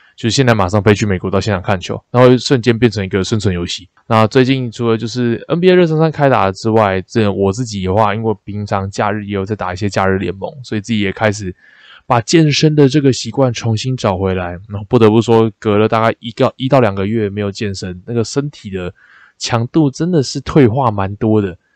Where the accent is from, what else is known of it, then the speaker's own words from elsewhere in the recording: Taipei, Taiwan; 身为一个台北人，就是二十几年来第一次泡到基隆河里面